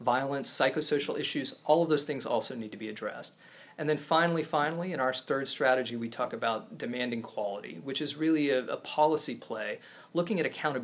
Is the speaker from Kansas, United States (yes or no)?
yes; Topeka, Kansas, United States; also born or lived in East Coast; now in Kansas City, United States; I grew up in Topeka